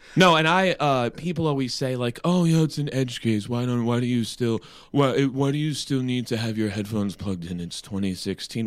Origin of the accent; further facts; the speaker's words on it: United States; as an American